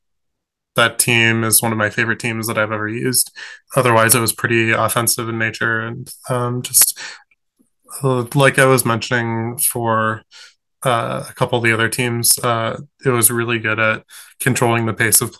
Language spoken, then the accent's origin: English; Michigan, United States; I'm from Michigan